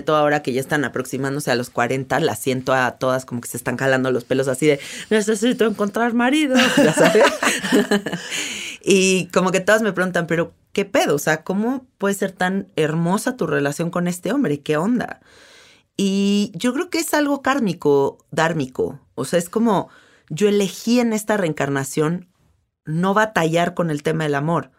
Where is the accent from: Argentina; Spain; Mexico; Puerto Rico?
Mexico; soy mexicana